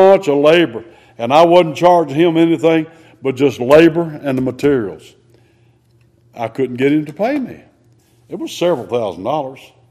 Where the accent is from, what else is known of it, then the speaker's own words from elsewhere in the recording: United States; We are American citizens.